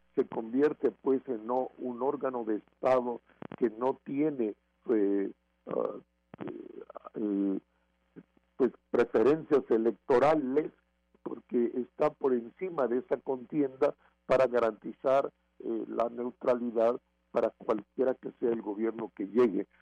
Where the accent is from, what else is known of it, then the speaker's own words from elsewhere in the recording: Mexico; como mexicanas y mexicanos